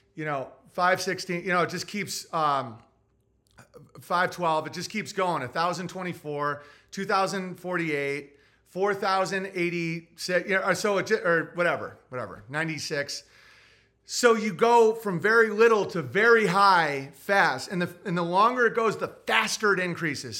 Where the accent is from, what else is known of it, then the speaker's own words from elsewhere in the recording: United States; I love being American